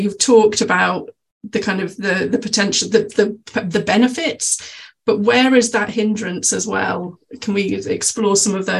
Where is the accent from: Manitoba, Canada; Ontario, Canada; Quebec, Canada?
Quebec, Canada; Montreal; moved away; I was born in Montreal